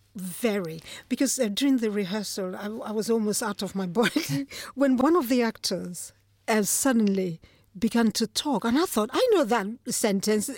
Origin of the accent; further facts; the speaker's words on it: Nigeria; moved away as an adult; now in London, United Kingdom; Nigeria, yes. I was born in Nigeria